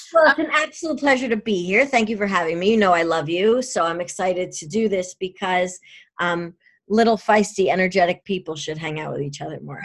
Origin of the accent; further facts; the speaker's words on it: New York, United States; I'm a New Yorker